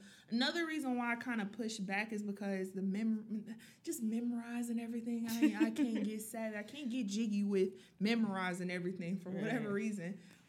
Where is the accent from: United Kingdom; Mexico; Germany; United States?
United States; the South; Guys, I am from the South. But I don't necessarily sound like I'm from the South.